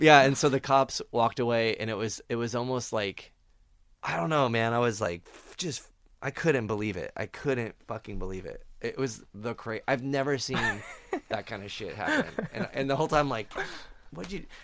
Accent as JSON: {"language": "English", "town": "Phoenix", "region": "Arizona", "country": "United States", "tie": "born or raised there", "moved": "yes", "said": "I grew up in Phoenix and it's a shitty desert"}